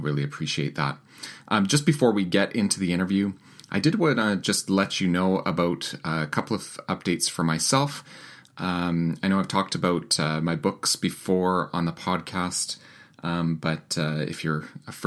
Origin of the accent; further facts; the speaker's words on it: Winnipeg, Manitoba, Canada; my hometown of Winnipeg, Manitoba